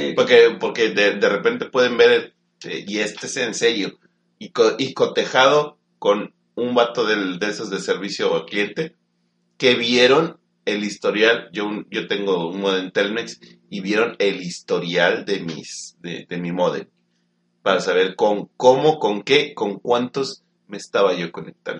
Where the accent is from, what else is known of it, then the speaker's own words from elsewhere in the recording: Mexico; Estamos en México